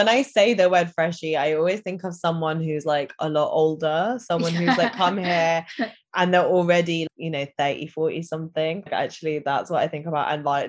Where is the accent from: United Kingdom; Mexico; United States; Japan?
United Kingdom; they share like my British Asian culture, because that is a part of me, isn't it? Like I've got British passport, I'm British Indi